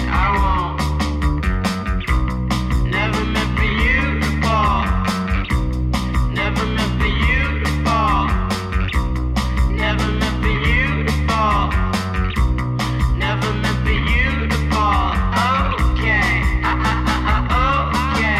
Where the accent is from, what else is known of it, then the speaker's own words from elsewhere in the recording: Charlotte, North Carolina, United States; now in New York City, United States; I'm from Charlotte.